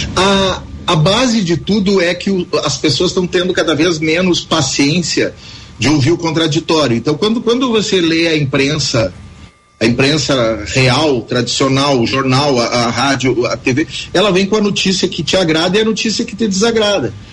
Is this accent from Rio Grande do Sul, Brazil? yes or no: yes; Tupanciretã, Rio Grande do Sul, Brazil; moved away; eu nunca morei em Tupaciretê, eu nasci em Tupaciretê, mas morei pra, na, na fazenda até os seis anos de idade